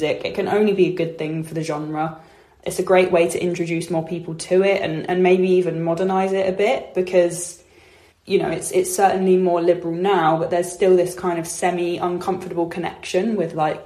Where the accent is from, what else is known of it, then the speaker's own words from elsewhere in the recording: Hertfordshire, East of England, United Kingdom; I'm from Hertfordshire in England.